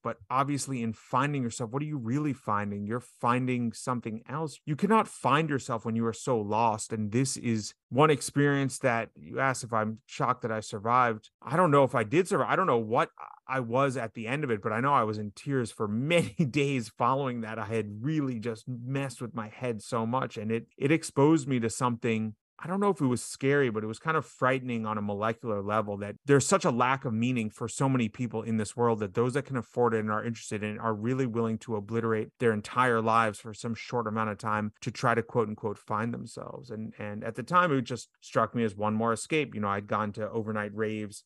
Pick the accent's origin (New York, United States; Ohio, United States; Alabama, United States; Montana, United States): New York, United States; New York City; I was raised on the Upper West Side of Manhattan